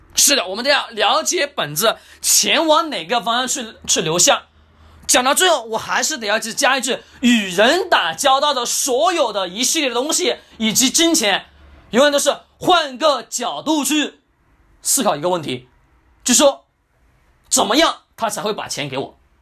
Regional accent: China; first language Chinese; 我们中国语言是我们的母语

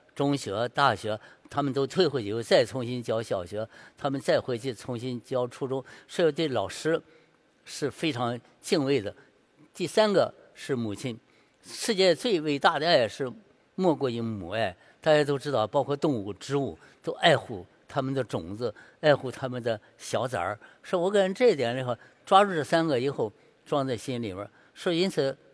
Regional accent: Shandong, China; 因为是我山东人，山东就必须得写字儿要写好，所以我五岁就写了字儿了，六岁画画

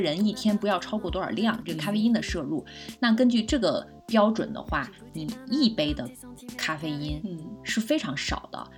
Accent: China; 我们中国人很爱干净，就没有喷香水的习惯

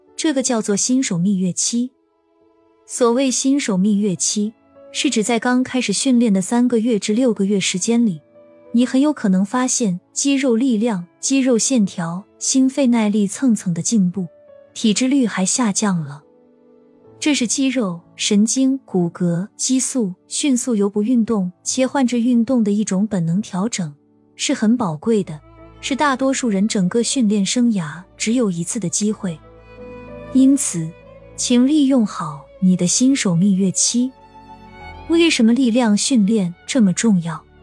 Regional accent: northern China, China; 我是北方人，我们这里都没有不差钱与忽悠的说法

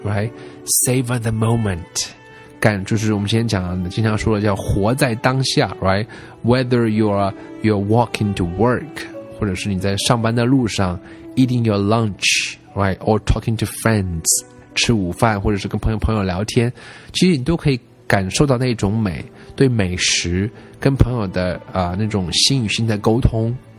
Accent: China; 作为中国人来讲，我们一般都是受这种教育长大，就是不要跟陌生人说话呀

